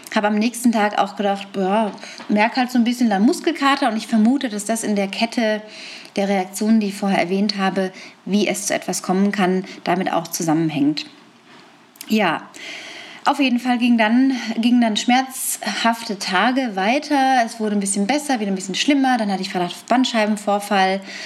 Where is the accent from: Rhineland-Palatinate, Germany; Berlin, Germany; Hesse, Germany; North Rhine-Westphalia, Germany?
North Rhine-Westphalia, Germany; Lippstadt; in Lippstadt, in meiner Heimatstadt in Westfalen